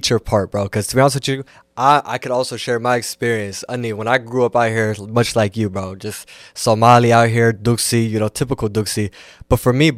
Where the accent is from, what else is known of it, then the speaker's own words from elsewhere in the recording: Seattle, Washington, United States; I'm from Seattle